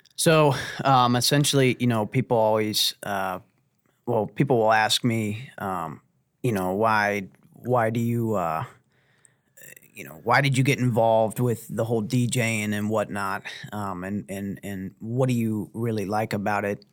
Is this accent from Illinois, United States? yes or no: no; Uniontown, Ohio, United States; I graduated from Lake High School, um, and, uh, lived in Uniontown, Ohio